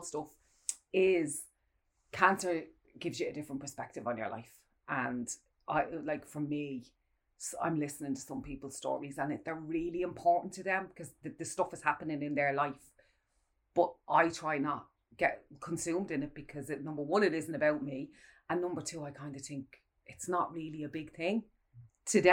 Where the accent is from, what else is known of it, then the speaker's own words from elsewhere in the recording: Ireland; us as Irish people